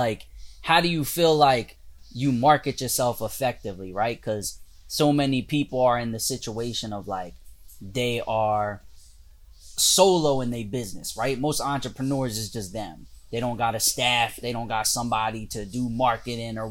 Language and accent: English; Delaware, United States; when I used to live like growing up in Delaware